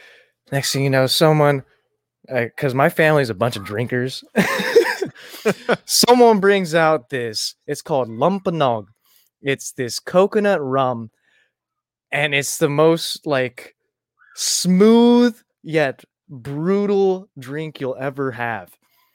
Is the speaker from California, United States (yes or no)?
no; Virginia, United States; also born or lived in Tucson, Arizona / Michigan / Kansas; I was born in Tucson, Arizona, moved to Michigan, moved to Virginia, then moved to Kansas to stay with my dad for a little bit, and then moved back to Virginia. And then I moved a lot, moved around a lot in Virginia.